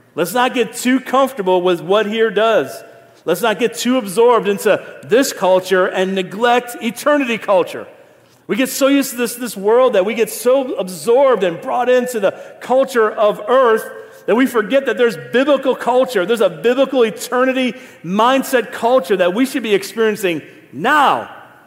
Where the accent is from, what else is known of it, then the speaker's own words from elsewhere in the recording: Niagara Falls, New York, United States; also born or lived in Philadelphia / Ohio; now in Raleigh, United States; been here 19 years, but I'm born and raised in Niagara Falls